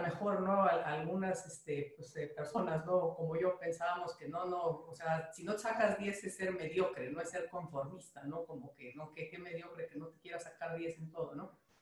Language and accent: Spanish; Mexico; como mexicanos